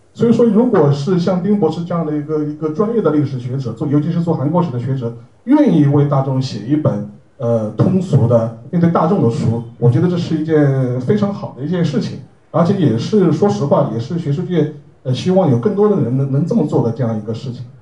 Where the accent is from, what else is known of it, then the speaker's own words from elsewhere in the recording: China; 我们中国人